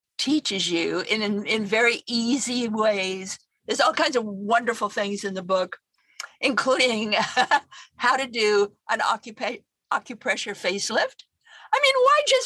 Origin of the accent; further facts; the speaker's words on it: Idaho, United States; moved away as an adult; also born or lived in Denver / Washington, D.C.; I'm a Westerner. I mean, I come from Idaho